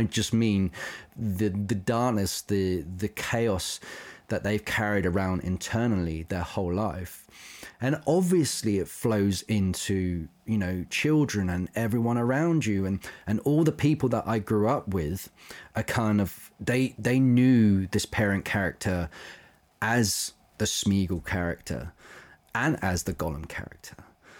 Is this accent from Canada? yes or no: no; London, United Kingdom; But now I've been growing up around London. I don't live far from it.